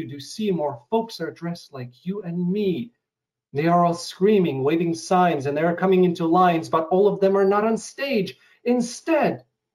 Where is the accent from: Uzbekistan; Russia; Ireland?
Russia; English is a second language; moved away; coming from Russia to or former Soviet Union, I come from a country that no longer exists.